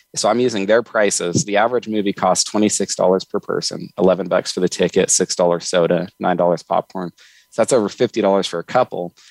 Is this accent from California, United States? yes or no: yes; Northern California, United States; I grew up in Northern California